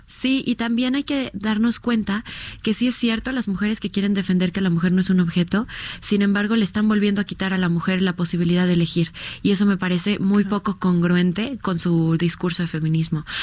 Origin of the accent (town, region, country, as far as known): Mexico